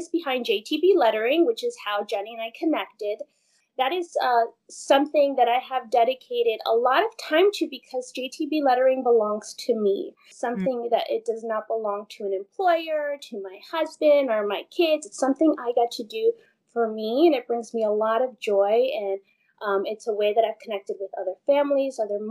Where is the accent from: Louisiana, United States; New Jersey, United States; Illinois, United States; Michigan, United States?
New Jersey, United States; Northern; moved away as an adult; also born or lived in East Coast; now in Riverside, United States; I'm born and raised in Northern New Jersey. So I am a Jersey girl through and through